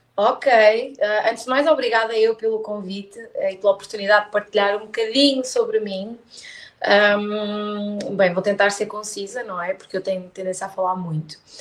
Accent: Póvoa de Varzim, Porto District, Portugal; also born or lived in Braga; Eu sou da Póvoa, ou melhor, eu nasci em Braga, mas eu vivo desde os dois anos na Póvoa de Varzim.

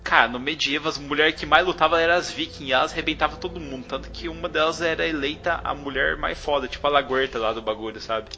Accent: South Region, Brazil; a gente que é mais do sul

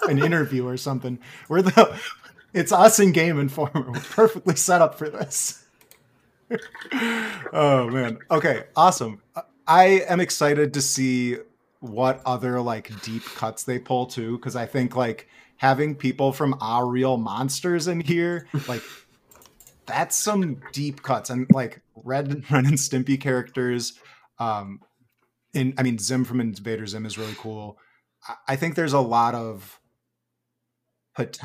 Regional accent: Wisconsin, United States; accent: Wisconsin; My Wisconsin accent came out there

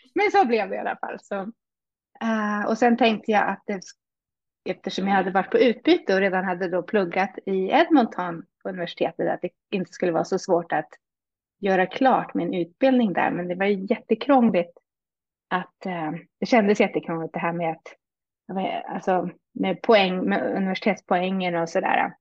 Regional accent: Hälsingland, Gävleborg County, Sweden; moved away as an adult; also born or lived in Stockholm / Uppsala / France; now in Canada; jag är född i Stockholm växte mest upp i Hälsingland med min mamma

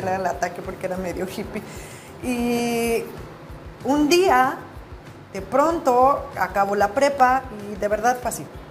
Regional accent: Morelia, Michoacán, Mexico; moved away as an adult; also born or lived in Mexico City, Mexico; now in United States; Nací en Morelia, Michoacán, allá crecí, después me fui a vivir al DF y bueno, luego me vine para acá a Estados Unidos

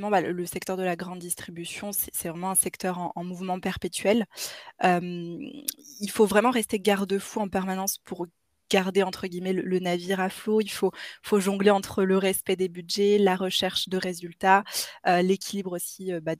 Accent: Grenoble, Auvergne-Rhône-Alpes, France; j'ai 28 ans, je suis originaire de la région grenobloise

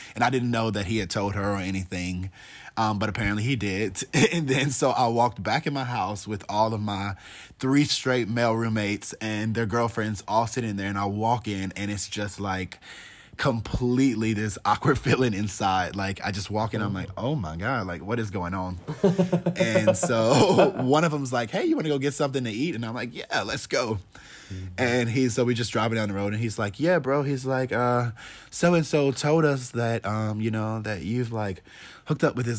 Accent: the South, United States; I'm from the Bible Belt. And, like, if you're not Christian here and you don't, like, proclaim that, it's, like, kind of looked down upon.

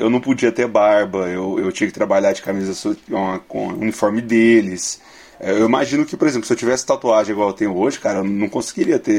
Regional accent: Brazil; Ah, eu, eu, bebo porque eu lembro que eu sou brasileiro. Aí eu, eu tenho que beber.

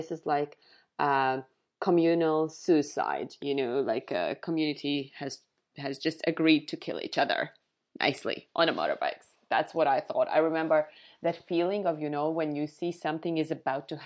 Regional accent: Vidzeme, Latvia; my favorite ones are now Ligatne and Cesis, which are really close to my hometown.

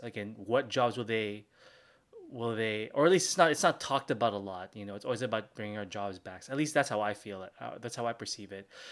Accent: Philippines; I'm from the Philippines.

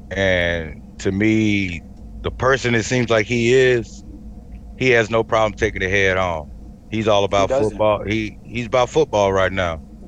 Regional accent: Miami, Florida, United States; I'm from Miami.

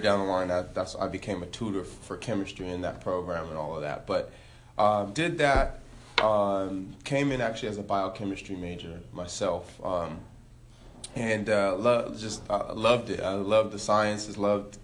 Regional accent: Elk Grove, California, United States; So I'm actually from Elk Grove. Real close to South Sac. I went to Franklin High School out there, born and raised Sac Town

